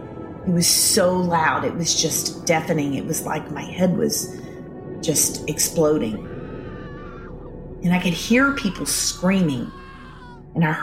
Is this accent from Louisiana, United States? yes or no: yes; Shreveport, Louisiana, United States; I grew up in Shreveport, Louisiana